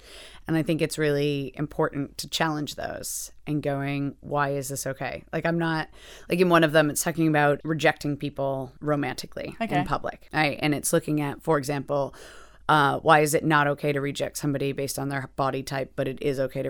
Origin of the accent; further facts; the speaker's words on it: New Hampshire, United States; moved away as an adult; also born or lived in Boston; now in London, United Kingdom; So I was raised in New Hampshire, then moved around a bit. So I moved to Boston for grad school and then lived there for a while. Moved to London for a job just because I also wanted to live in Europe and just away from the States.